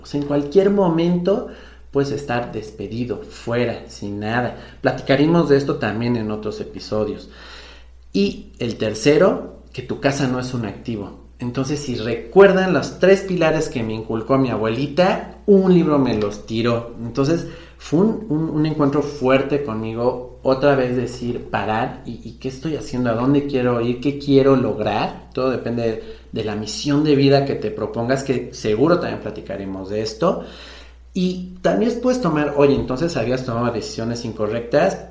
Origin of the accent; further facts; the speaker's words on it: Mexico; aquí en mi país, en México